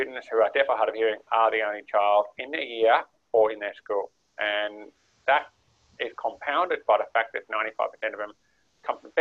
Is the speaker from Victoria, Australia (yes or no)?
no; Armidale, New South Wales, Australia; I actually grew up in Armidale